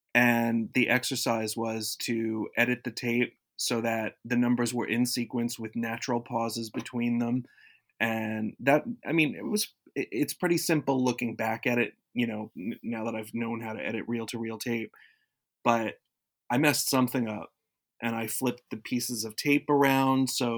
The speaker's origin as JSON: {"language": "English", "region": "Florida", "country": "United States", "tie": "born or raised there", "said": "I grew up in South Florida, and everything there was either top 40 or country."}